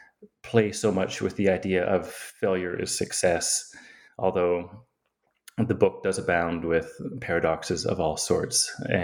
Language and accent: English; Yukon, Canada; I often like to say that I grew up in the Yukon, actually, because it sounds terribly exotic. I don't know that it actually is, but it's a place that is like the Alaska of Canada, I suppose, right? It's this frontier land.